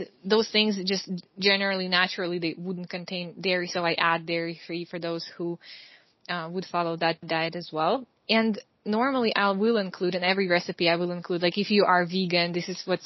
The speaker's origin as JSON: {"language": "English", "country": "Russia", "tie": "born or raised there", "also_born_or_lived": "Ukraine", "moved": "as an adult", "lives_now": "Hungary", "said": "I am originally from Russia. I grew up in both Russia and Ukraine."}